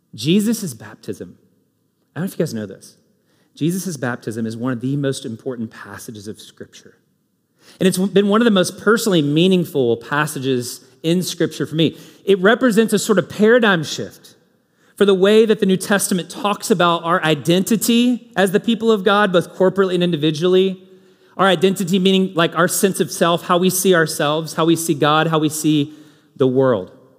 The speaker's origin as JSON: {"language": "English", "region": "Kentucky", "country": "United States", "moved": "yes", "lives_now": "Indianapolis, United States", "said": "I'm from Kentucky. These are my people"}